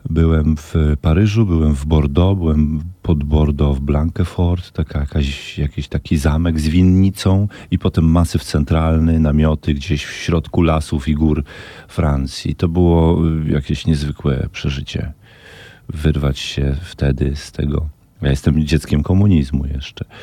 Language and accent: Polish; Podlaskie Voivodeship, Poland; Tak, mogę powiedzieć, że jestem z Podlasia, że pochodzę z Podlasia, że jak tam jadę, to zawsze czuję taki rodzaj jakiegoś takiego jakiej ekscytacji, uniesienia.